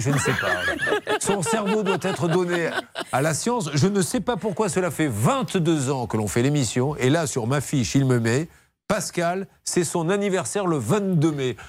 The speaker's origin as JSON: {"language": "French", "town": "Bordeaux", "region": "Nouvelle-Aquitaine", "country": "France", "said": "je suis de Bordeaux"}